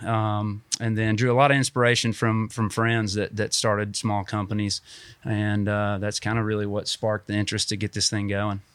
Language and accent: English; Dalton, Georgia, United States; moved away as an adult; also born or lived in Chattanooga; now in Huntsville, United States; I grew up in North Georgia and, um, in Dalton